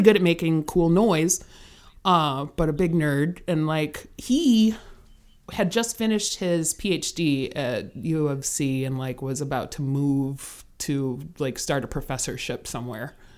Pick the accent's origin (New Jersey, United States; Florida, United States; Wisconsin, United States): Wisconsin, United States; Kenosha; moved away as an adult; now in Chicago, United States; I'm from Kenosha, Wisconsin, which is, I live in Chicago now